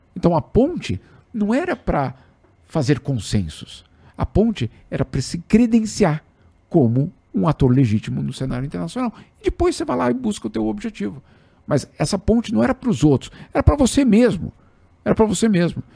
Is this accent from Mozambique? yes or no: no; São Paulo, Brazil; paulistano, para quem é paulistano, o é, é, pessoal aqui sabe que a gente acha que o mundo começa em Osasco